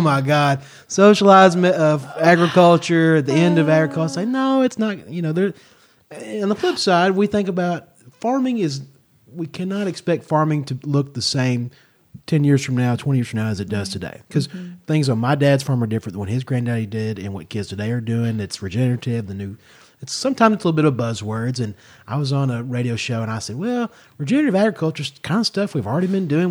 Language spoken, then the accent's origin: English; Kentucky, United States; moved away as an adult; now in San Luis Obispo County, California, United States; my home state of Kentucky